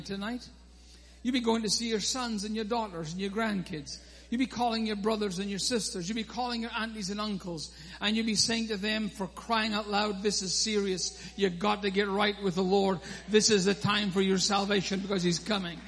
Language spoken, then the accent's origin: English; Scotland, United Kingdom; I am Scottish